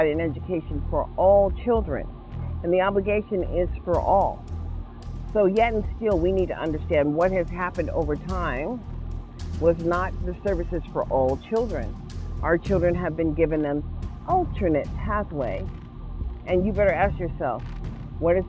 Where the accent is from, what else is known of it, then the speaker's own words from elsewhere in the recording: United States; I am an American citizen